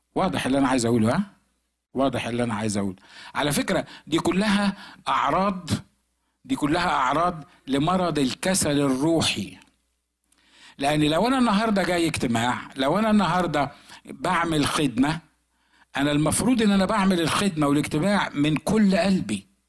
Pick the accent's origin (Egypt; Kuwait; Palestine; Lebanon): Egypt; moved away; احنا ما كانش عندنا في مصر على ايامي